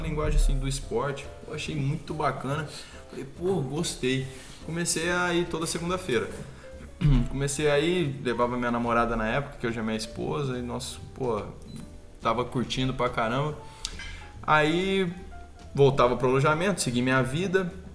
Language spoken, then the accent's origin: Portuguese; Brazil; eu sendo brasileiro